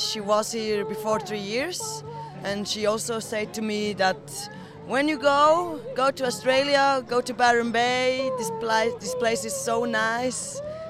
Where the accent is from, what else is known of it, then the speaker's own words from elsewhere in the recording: Switzerland; I'm from Switzerland.